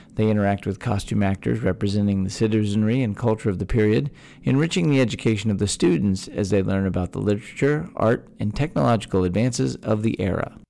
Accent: Texas, United States; born or raised there

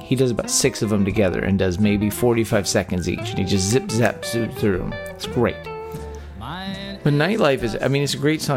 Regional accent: Texas, United States; born or raised there

